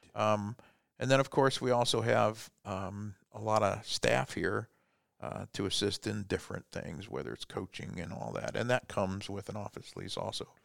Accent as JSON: {"language": "English", "town": "Fort Wayne", "region": "Indiana", "country": "United States", "tie": "born or raised there", "also_born_or_lived": "Germany", "said": "I was born in Germany a long time ago and moved here when I was four years old into Fort Wayne and stayed here my whole life"}